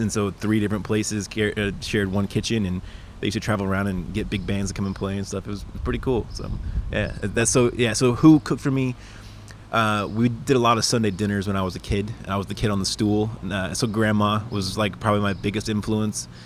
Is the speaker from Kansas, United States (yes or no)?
yes; Lawrence, Kansas, United States; moved away as an adult; now in Atlanta, United States; my hometown school system in Lawrence, Kansas